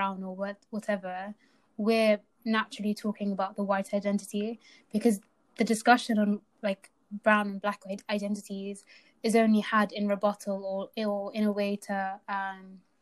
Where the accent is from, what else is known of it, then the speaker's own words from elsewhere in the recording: United Kingdom; I'm British and I was born here, but I'm also a Somali